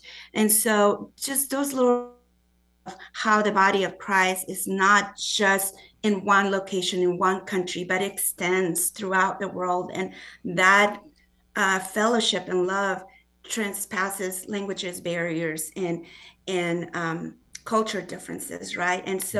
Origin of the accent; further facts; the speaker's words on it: Mexico City, Mexico; also born or lived in Guadalajara; now in Springfield, United States; I grew up in Mexico City and Guadalajara, which are huge cities, over 20 million people in Mexico City and about 8 million people in Guadalajara. So coming to Springfield was an adjustment of many forms.